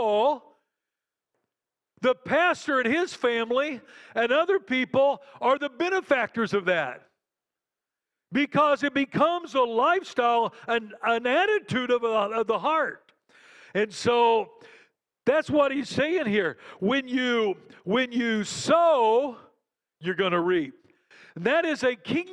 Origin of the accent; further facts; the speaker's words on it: Western Kansas, United States; moved away as an adult; also born or lived in Caracas, Venezuela; I grew up in Western Kansas, and so I grew up around farmers